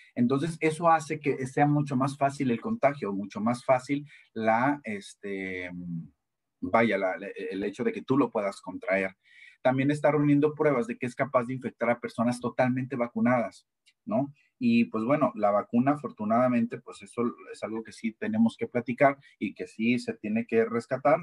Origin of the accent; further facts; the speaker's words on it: Mexico; nosotros como mexicanos